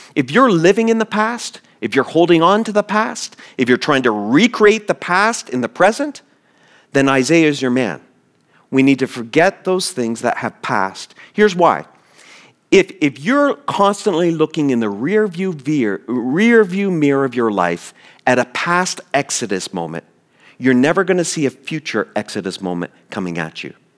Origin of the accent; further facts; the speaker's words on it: East Coast, United States; moved away; I grew up on the East Coast, on the Atlantic Ocean. The city I grew up in is a, got a big port.